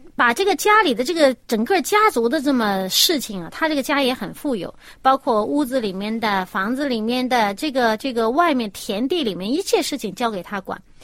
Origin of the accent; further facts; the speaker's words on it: China; 我们中国人信天嘛